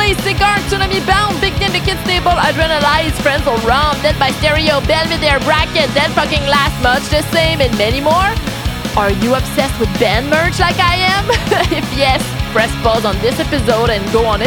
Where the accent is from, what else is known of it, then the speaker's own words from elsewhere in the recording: Quebec City, Quebec, Canada; accent: French-Canadian; English is a second language; I'm from Quebec City, Canada. I'm French-Canadian, that's why I have this accent